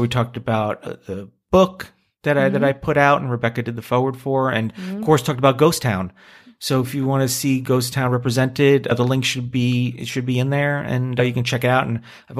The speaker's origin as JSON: {"language": "English", "country": "Canada", "said": "As a Canadian, I say the same thing."}